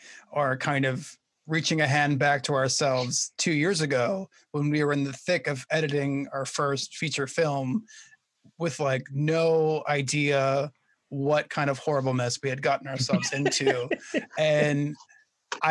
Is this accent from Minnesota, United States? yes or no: yes; Minnesota, United States; moved away as an adult; now in New York City, United States; in Minnesota where I grew up